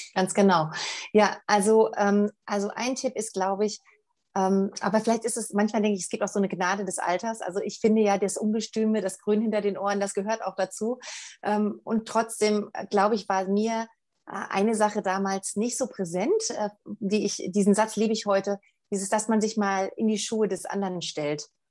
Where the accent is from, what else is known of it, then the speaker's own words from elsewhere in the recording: Germany; hier bei uns in Deutschland